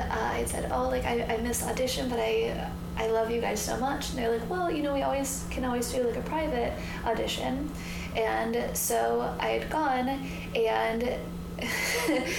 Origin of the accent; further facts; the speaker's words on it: Michigan, United States; moved away as an adult; also born or lived in Ann Arbor / Chicago; now in Los Angeles, United States; I was raised in Michigan